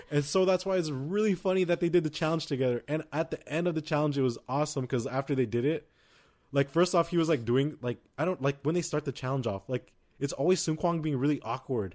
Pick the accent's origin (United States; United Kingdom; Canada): United States; we're American